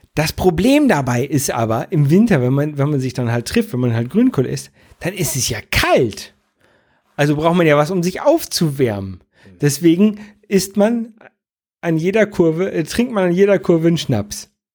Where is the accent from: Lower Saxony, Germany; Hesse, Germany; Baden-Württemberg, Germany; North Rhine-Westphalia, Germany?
Lower Saxony, Germany; Jever; now in Buxtehude, Germany; wo ich ursprünglich herkomme, so aus dem Oldenburger Bereich, äh, Raum